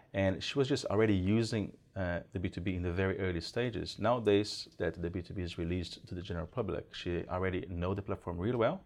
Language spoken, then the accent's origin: English; Brazil; moved away as an adult; now in New Zealand; I'm originally from Brazil. I moved into New Zealand about sixteen years ago